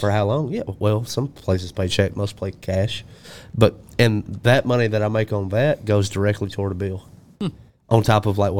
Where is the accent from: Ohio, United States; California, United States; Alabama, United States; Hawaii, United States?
Alabama, United States; My home state, Alabama